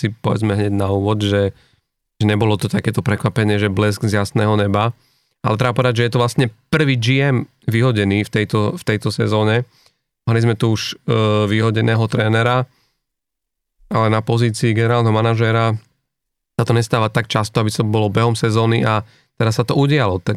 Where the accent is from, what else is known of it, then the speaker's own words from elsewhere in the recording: Košice, Košice Region, Slovakia; aj keď ja som z Košíc